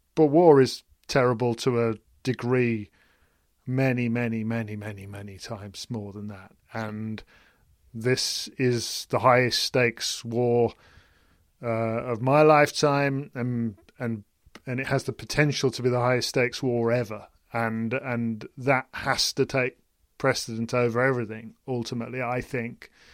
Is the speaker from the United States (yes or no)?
no; United Kingdom; as a British person